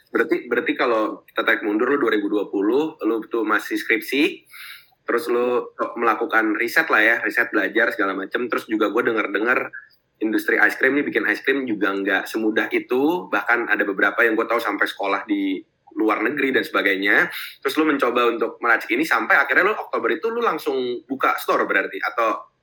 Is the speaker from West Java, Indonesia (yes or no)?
no; Jakarta, Indonesia; gue mungkin dari kecil di Jakarta